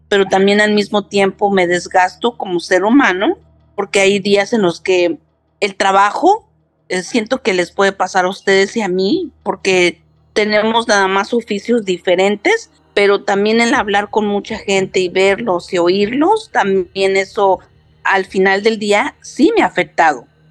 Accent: New York, United States; also born or lived in Mexico; now in San Antonio, United States; Soy de nacionalidad mexicana, nací en México, criada en Nueva York

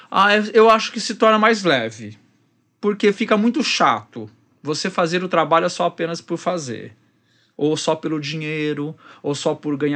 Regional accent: São Paulo, Brazil; now in Rio de Janeiro, Brazil; Eu vim de São Paulo, sou paulistano.

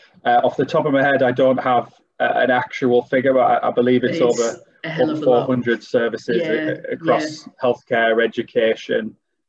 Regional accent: Middlesbrough, North East England, United Kingdom; accent: North East; now in Darlington, United Kingdom; Yeah, very much so. I'm originally from Middlesbrough.

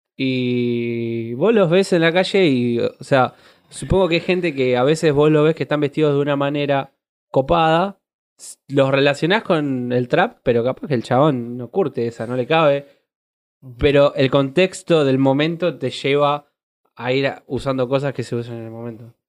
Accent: Dock Sud, Buenos Aires Province, Argentina; now in Banfield, Argentina; Yo salí de Docsud

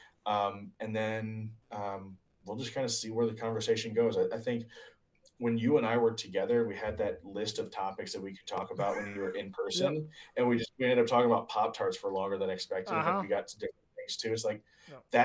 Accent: Springfield, United States; I grew up in Springfield

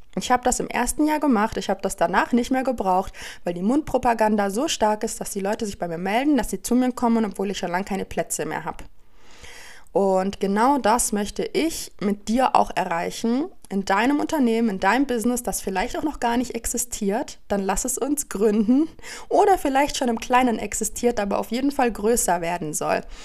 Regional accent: Allgäu, Bavaria, Germany; im Dorf, da wo ich herkomme aus dem Allgäu

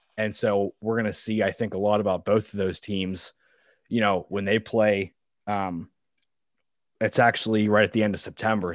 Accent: Pittsburgh, Pennsylvania, United States; I grew up in Pittsburgh, P

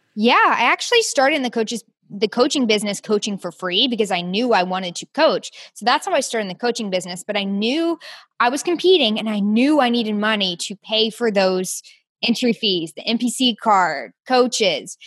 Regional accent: Peachtree City, Georgia, United States; moved away as an adult; also born or lived in Orlando, Florida / Athens, Georgia / South Carolina; now in Houston, United States; I grew up in Peachtree City, Georgia

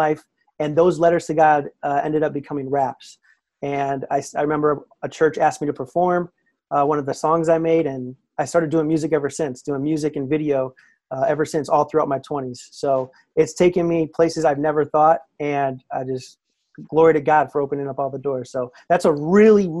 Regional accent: Naperville, Illinois, United States; I grew up in the Naperville, Aurora area in Illinois

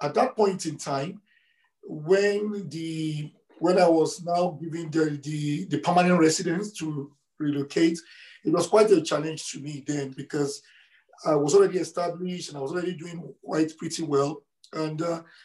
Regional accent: Nigeria; moved away as an adult; also born or lived in Lagos; now in Edmonton, Canada; I grew up in Nigeria

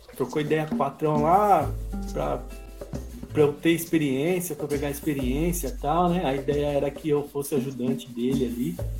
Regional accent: São Paulo, Brazil; chegaram primeiramente no Capão Redondo, que foi onde eu nasci

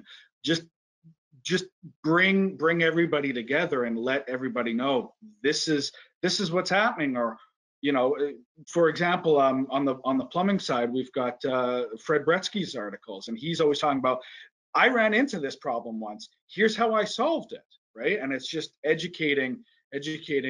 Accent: Vancouver, British Columbia, Canada; I was born and raised in BC

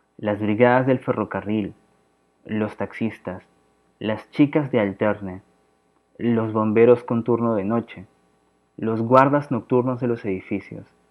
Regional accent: Lima, Peru; soy de Lima, Perú

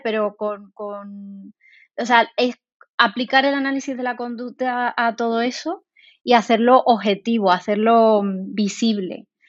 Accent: Seville, Andalusia, Spain; moved away as an adult; now in Valladolid, Spain; yo soy de Sevilla, eh, aunque ahora esté aquí en Valladolid

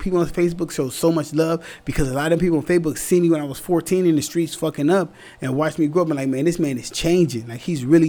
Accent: Orange County, California, United States; I'm from Orange County.

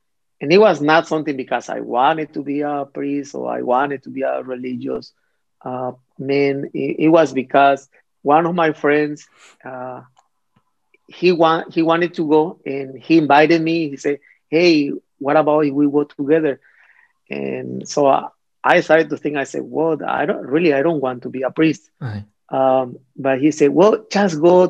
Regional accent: Mexico; moved away as an adult; also born or lived in United States; I was born in Mexico and I grew up there

